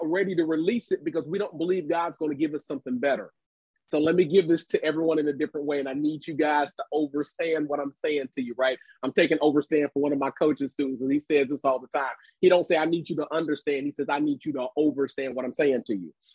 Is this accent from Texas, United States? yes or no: no; Cincinnati, Ohio, United States; my hometown of Cincinnati, Ohio